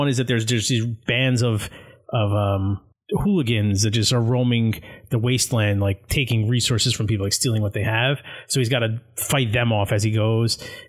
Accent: New Jersey, United States; we are from New Jersey

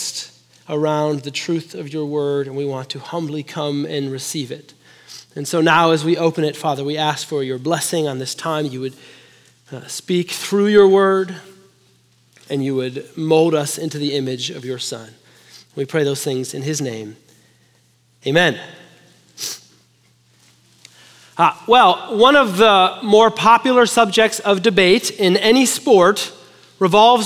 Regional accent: Chicago, Illinois, United States; now in Texas, United States; I'm from Chicago. We love hockey

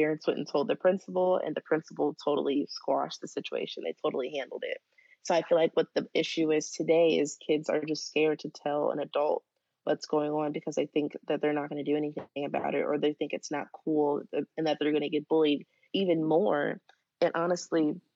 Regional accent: Dayton, Ohio, United States; I'm from Dayton, Ohio. So my schools and surrounding schools were all really excited

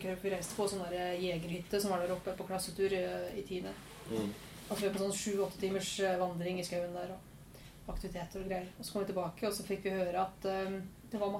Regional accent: Våler, Innlandet, Norway; Det er to ord for, på folk der jeg kommer fra. Det ene er navnet på dialekta, som jeg ikke har lenger.

